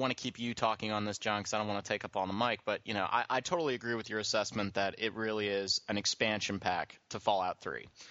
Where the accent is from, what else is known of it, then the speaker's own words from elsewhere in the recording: Philadelphia area, Pennsylvania, United States; I grew up in the Philly area